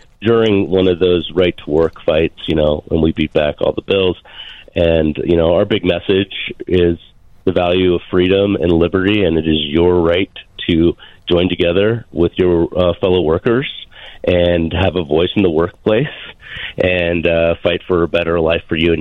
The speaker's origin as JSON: {"language": "English", "region": "Montana", "country": "United States", "said": "I am from the great state of Montana"}